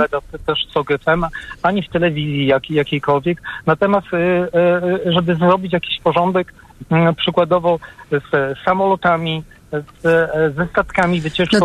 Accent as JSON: {"language": "Polish", "area": "near Poznań", "region": "Greater Poland", "country": "Poland", "said": "Jestem mm, z okolic, nie z samego Poznania, z okolic Poznania"}